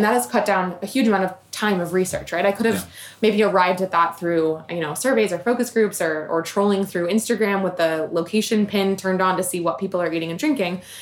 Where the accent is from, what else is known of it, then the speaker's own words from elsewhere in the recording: Richmond, Virginia, United States; my hometown, Richmond, Virginia